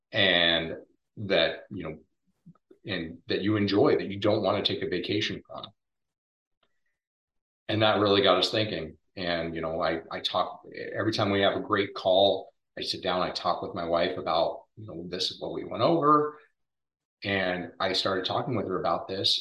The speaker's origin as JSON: {"language": "English", "region": "Oregon", "country": "United States", "tie": "born or raised there", "also_born_or_lived": "Spokane, Washington", "moved": "as an adult", "lives_now": "Florida, United States", "said": "I grew up in Oregon"}